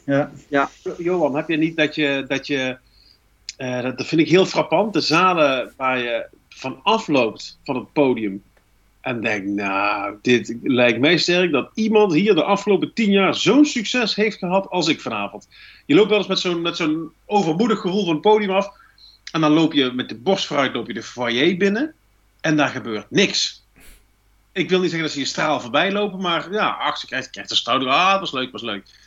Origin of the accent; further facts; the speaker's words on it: North Brabant, Netherlands; accent: Brabants; We hebben een heel toegankelijk accent, eh, tongval, die ehm, nogal vlug als grappig gezien wordt.